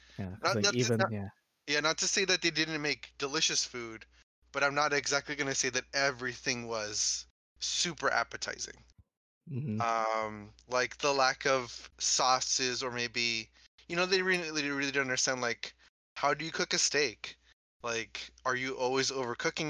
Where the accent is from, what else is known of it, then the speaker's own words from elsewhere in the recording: Ventura County, California, United States; also born or lived in Los Angeles County; we grew up in Ventura County.